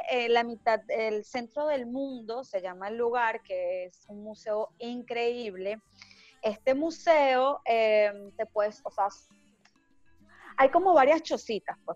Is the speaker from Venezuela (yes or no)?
yes; Venezuela; moved away; Bueno, sabes que yo me vine de Venezuela para acá en, autobús. Duré 26 días viajando.